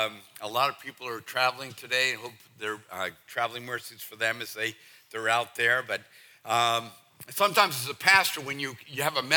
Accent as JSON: {"language": "English", "region": "Northeast", "country": "United States", "lives_now": "Southern United States", "said": "See, I'm from the Northeast. Now, that was 40 years ago, so I'm as Southern as some of you."}